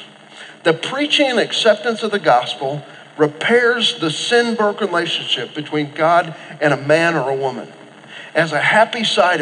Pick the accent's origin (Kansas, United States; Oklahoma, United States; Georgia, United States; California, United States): Oklahoma, United States; I grew up in Oklahoma